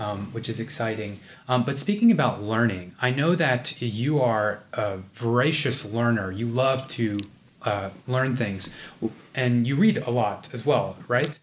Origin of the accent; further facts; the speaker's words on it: United States; we're both Indian American. Um, although I'm like a fake, you know, A B C D